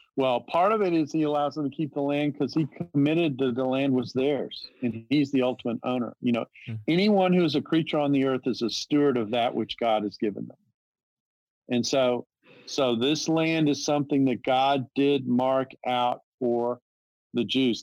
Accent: the South, United States; I'm from the South

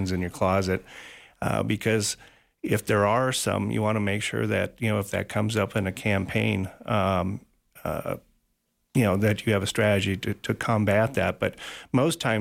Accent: Elmwood, Illinois, United States; moved away as an adult; also born or lived in Wisconsin / Peoria, Illinois; now in Sheridan, United States; I grew up in central Illinois, a small town called Elmwood

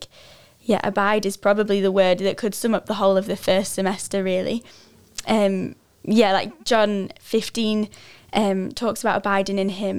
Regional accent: England, United Kingdom; so I came from England, which is 6 hours behind.

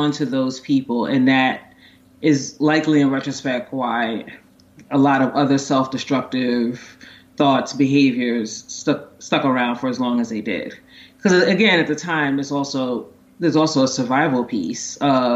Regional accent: New York City, New York, United States; also born or lived in Maryland; I was growing up in Brooklyn in like the 80s and 90s

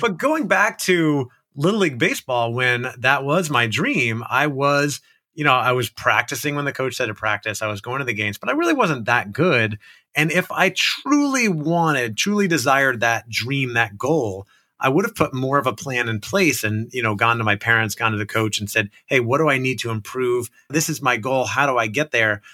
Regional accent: Orlando, Florida, United States; I grew up in Orlando, Florida

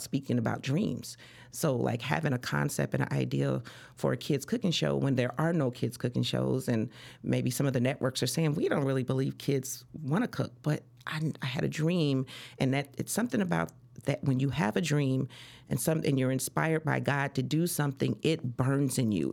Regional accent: Chicago, Illinois, United States; also born or lived in Des Moines, Iowa; I'm from Iowa, but I was actually raised in Chicago

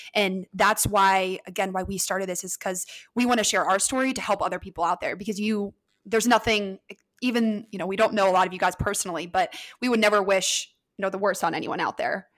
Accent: Ohio, United States; I'm from Ohio

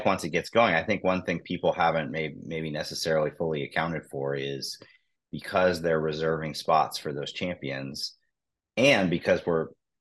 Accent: Cincinnati, Ohio, United States; I'm from Cincinnati

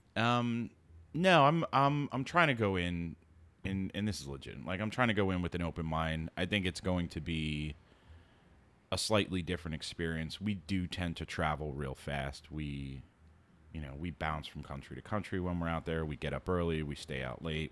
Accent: New York City, New York, United States; coming from living and growing up in New York City

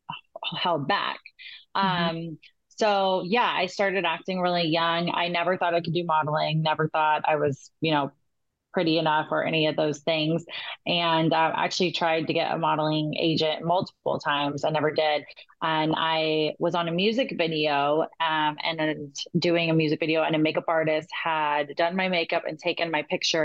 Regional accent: California, United States; I was from California.

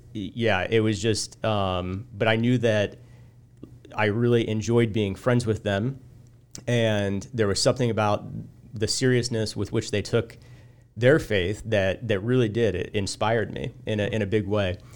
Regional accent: Illiopolis, Illinois, United States; I grew up in Iliopolis

